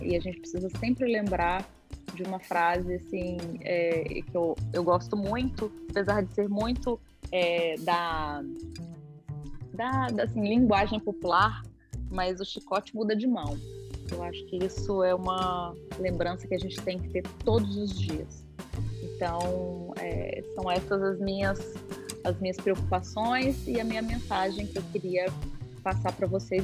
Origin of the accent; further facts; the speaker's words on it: Brazil; nós como brasileiros